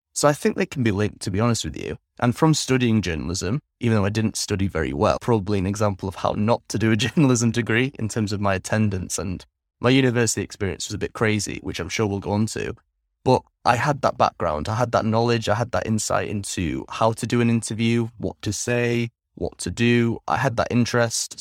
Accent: England, United Kingdom; moved away as an adult; also born or lived in Netherlands; now in Vietnam; I grew up primarily in England from the ages of three until 22, 21 actually

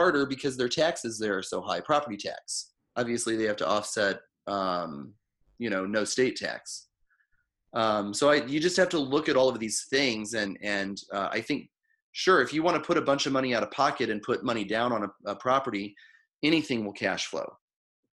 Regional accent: Missouri, United States; now in St. Louis, United States; I'm from Missouri, so I moved to St. Louis 20 years ago

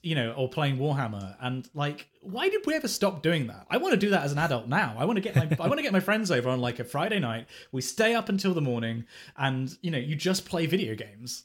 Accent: England, United Kingdom; being, being English

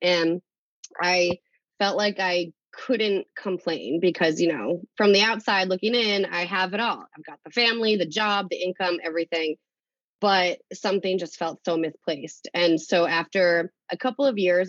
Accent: Leicester, Massachusetts, United States; now in Uxbridge, United States; I grew up in Leicester, but I live in Uxbridge right now

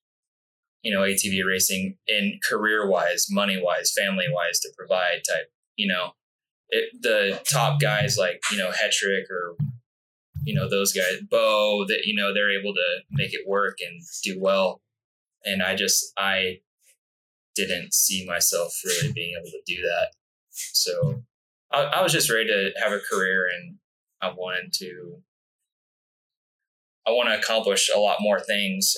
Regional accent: Alpine, California, United States; also born or lived in El Cajon, California / New Mexico / La Mesa, California; I grew up in Alpine

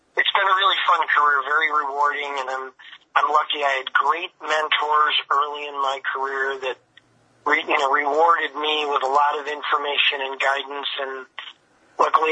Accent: Chicago, Illinois, United States; moved away; I got a chance to work in my hometown for the White Sox.

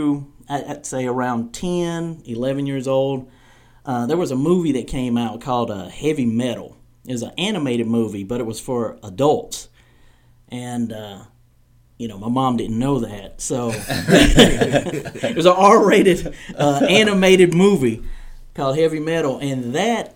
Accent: Startown, North Carolina, United States; where I was raised in Startown, North Carolina

